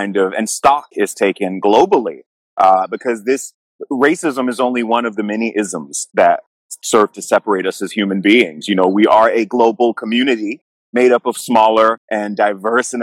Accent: Jacksonville, Florida, United States; I grew up in Jacksonville, Florida

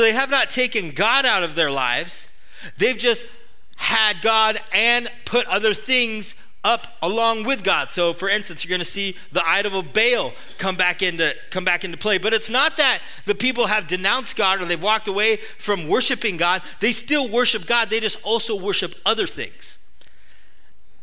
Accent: Atascadero, California, United States; I'm a kid from Atascadero, some town that most of you have never heard

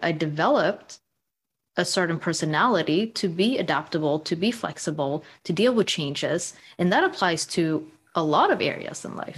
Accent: Sweden; moved away as an adult; also born or lived in United States; now in London, United Kingdom; So I grew up in Sweden. I was born and raised in Sweden

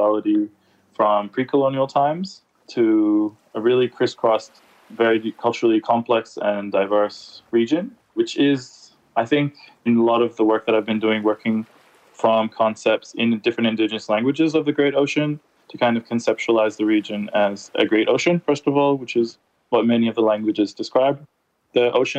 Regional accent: Samoa; Yeah, Talafalava … I'm from the Samoan archipelago villages of Apia, Lelumwenga, Siumu, and Salalolonga, and also have Chinese, European, and Persian ancestry.

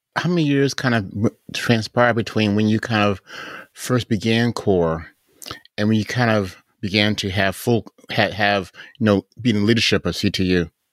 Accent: Chicago, Illinois, United States; moved away; that's my hometown

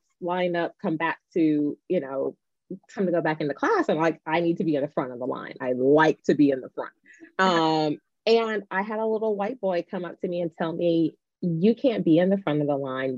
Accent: Nashville, Tennessee, United States; I grew up in Nashville, Tennessee

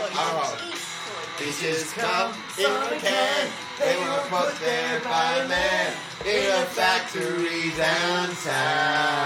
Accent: Hong Kong; moved away; I grew up in the city, you know, I grew up in Hong Kong, right? It was a tough life living in mid-levels and Poplam

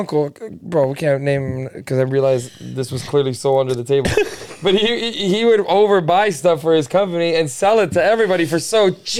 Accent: Toronto, Ontario, Canada; Growing up in Toronto, and this is how cultural Toronto is.

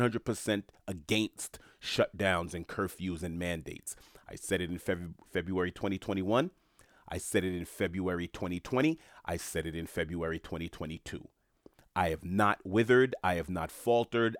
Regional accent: New York City, New York, United States; moved away; I'm from New York City, born and raised from Queens

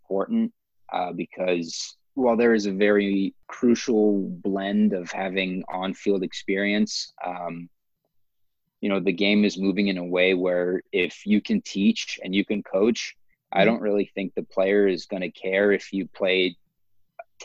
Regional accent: Los Angeles, California, United States; I was born in Los Angeles and grew up a Dodgers fan

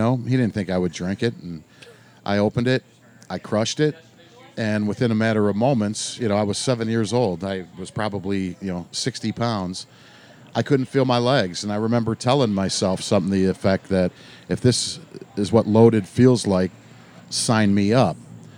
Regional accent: Fairview Park, Ohio, United States; Four blocks away.

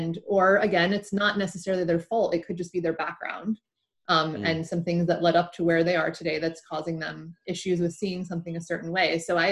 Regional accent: United States; accent: American

